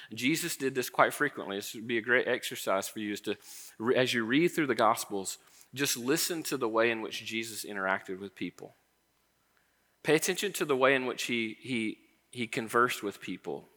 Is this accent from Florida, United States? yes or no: yes; Florida, United States; I grew up in Florida